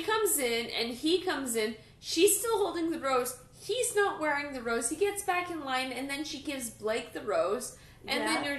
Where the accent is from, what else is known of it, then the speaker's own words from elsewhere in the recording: Hamilton, Ontario, Canada; We're from Hamilton.